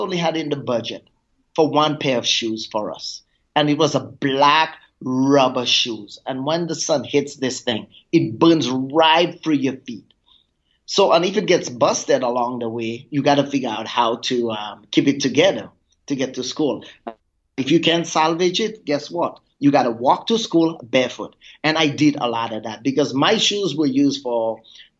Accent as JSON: {"language": "English", "town": "Grace", "country": "St. Lucia", "tie": "born or raised there", "said": "I grew up on the island of St. Lucia in the Caribbean, and my tiny little village is called Grace"}